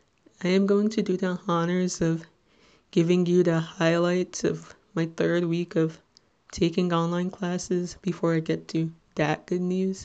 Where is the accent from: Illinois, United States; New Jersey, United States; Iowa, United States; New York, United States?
New Jersey, United States; Little Ferry; I'm 22 years old and I'm from Little Ferry, New Jersey